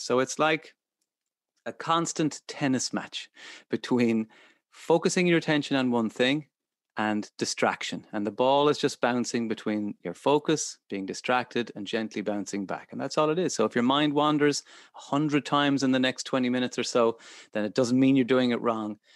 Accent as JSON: {"language": "English", "country": "Ireland", "said": "as Irish people"}